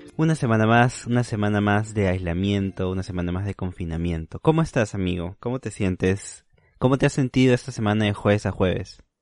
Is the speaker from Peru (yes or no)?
yes; Huaral, Lima, Peru; moved away; soy de Guaral. Guaral, para los que no conocen o todavía no saben de dónde soy, está a dos horas y media de Lima